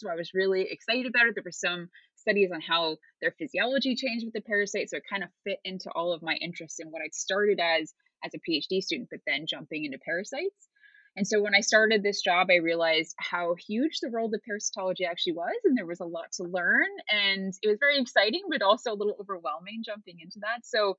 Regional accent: United States; So I obviously am originally from the US, but I've moved around a ton.

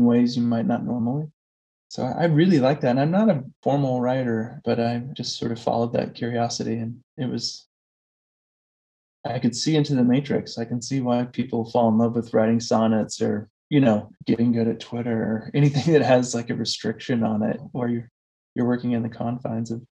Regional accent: Coos Bay, Oregon, United States; moved away as an adult; I grew up in a logging town in Southern Oregon, and my family's lived there for several generations. And I, you know, lived the first 21 years of my life there

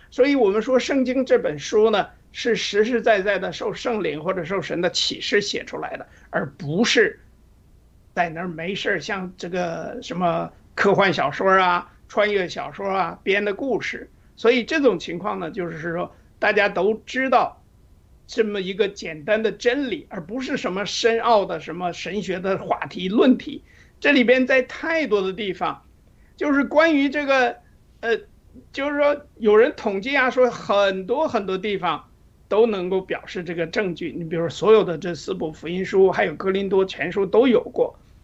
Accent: Northeast China, China; 因为我是东北人

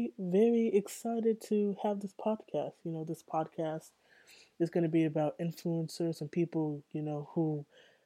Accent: San Diego, California, United States; born and raised in San Diego, California

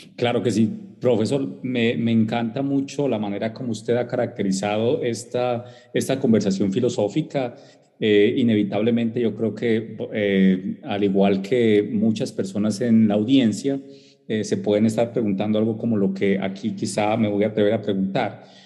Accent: southwestern Colombia, Colombia; soy indígena Eh, esta es una, población ubicada en el suroccidente de Colombia

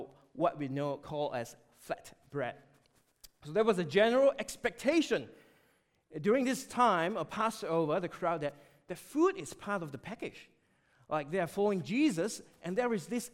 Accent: Malaysia; moved away; we had an opportunity to visit Malaysia, my home country.

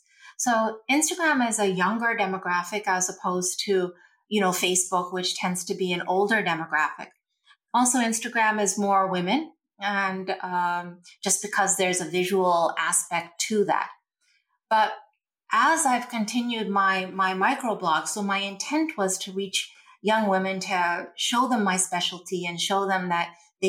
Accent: India; And you and I, we're from India, and you know our culture invented yoga.

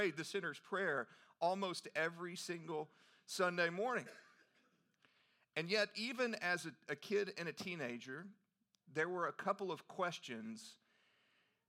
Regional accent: Canyon, Texas, United States; now in Nashville, United States; growing up in Texas, I grew up being a part of the First Baptist Church of Canyon, Texas

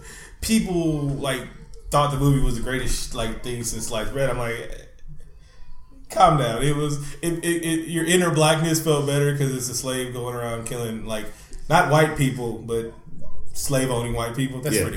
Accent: Oakland, California, United States; I was so glad I was from East Oakland, California, and not from L.A. in the early 1980s.

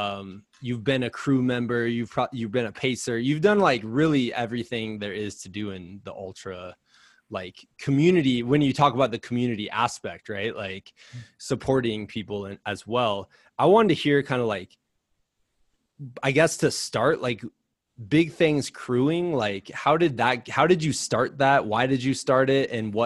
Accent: Iowa, United States; I'm from Iowa

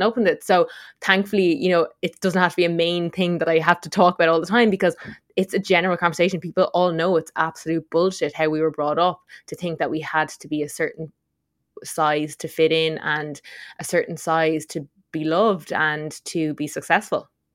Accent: Tipperary, Munster, Ireland; moved away as an adult; also born or lived in Dublin; we grew up on Steveland-Mon Mountain down in Tipperary

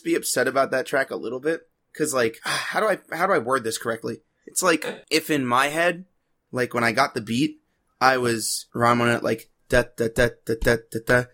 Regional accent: Long Island, New York, United States; as a Long Islander

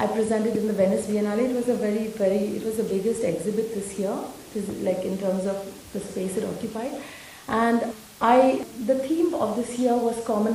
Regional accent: India; moved away; I'm as Indian as anyone else

